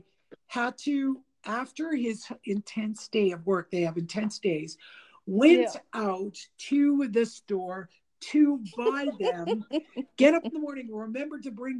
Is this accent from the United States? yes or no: no; Canada; first language English; we're from Canada